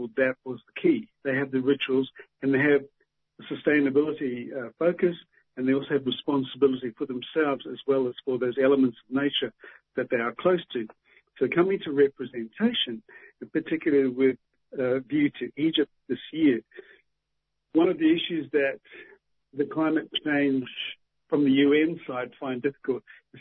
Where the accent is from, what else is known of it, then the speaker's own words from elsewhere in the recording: Waikato, New Zealand; I'm from the Tainui tribe in Waikato in New Zealand